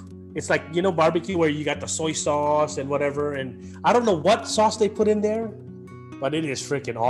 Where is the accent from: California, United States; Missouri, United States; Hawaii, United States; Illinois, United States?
Hawaii, United States; moved away; like how we used to do it in Hawaii?